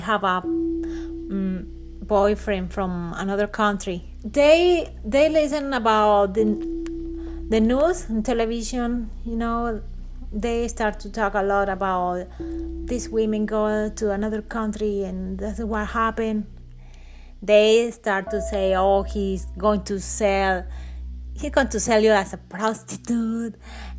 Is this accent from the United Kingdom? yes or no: no; Aguachica, Cesar, Colombia; English is a second language; I am from Colombia, and I am from Agua Chica, Cesar, Colombia